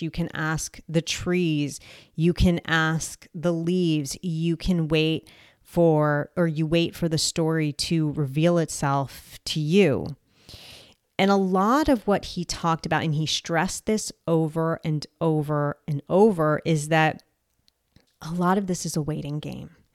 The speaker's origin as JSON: {"language": "English", "region": "New Jersey", "country": "United States", "also_born_or_lived": "Colombia", "said": "I am from New Jersey"}